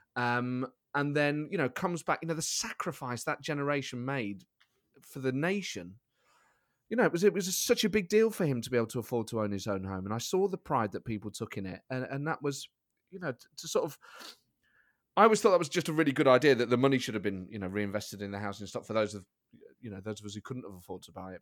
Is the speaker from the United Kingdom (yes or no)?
yes; Nottingham, East Midlands, United Kingdom; I grew up in Nottingham with my mum and my sister.